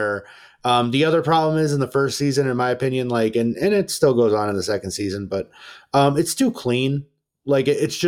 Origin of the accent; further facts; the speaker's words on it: New York, United States; I'm from New York. Like, I hashtag I'm from New York.